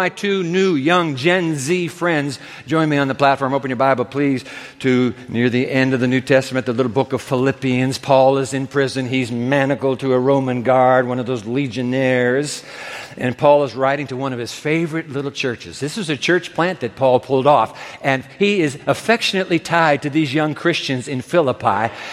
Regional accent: Japan; I grew up in Japan, and my dad grew up in New York City.

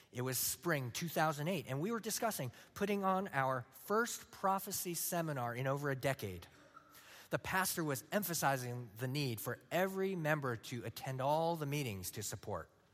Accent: San Luis Obispo, California, United States; moved away; I'm from San Luis Obispo, California

